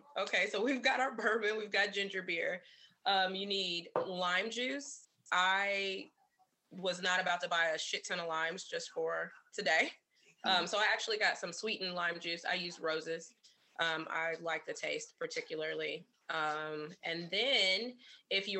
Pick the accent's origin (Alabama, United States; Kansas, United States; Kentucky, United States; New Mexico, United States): Kentucky, United States; we are Kentucky kids